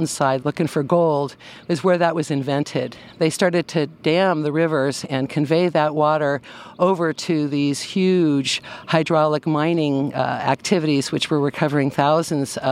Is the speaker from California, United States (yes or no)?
yes; Concord, California, United States; also born or lived in Penn Valley, Nevada County, California; I was raised in Concord, California on a walnut farm